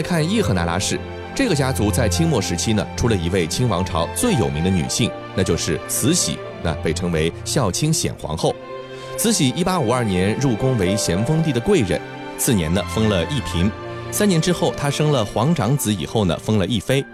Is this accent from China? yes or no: yes; China; 在我们中国